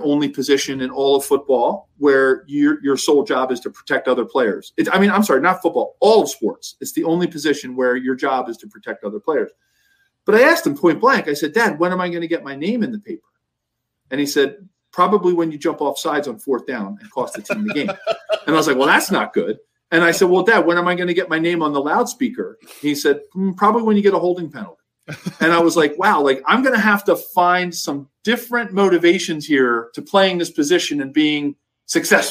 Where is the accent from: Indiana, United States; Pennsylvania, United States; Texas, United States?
Pennsylvania, United States; Philadelphia; growing up in Philadelphia, you know, and going to Penn